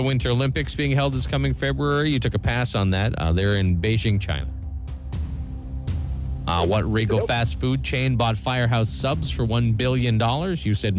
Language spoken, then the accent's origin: English; Brampton, Ontario, Canada; I grew up in the thriving metropolis of Brampton, Ontario.